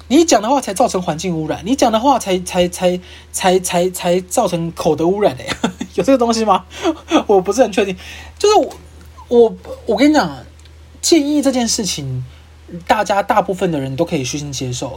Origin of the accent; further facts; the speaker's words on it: Kaohsiung, Taiwan; now in Taipei, Taiwan; 因为我是高雄人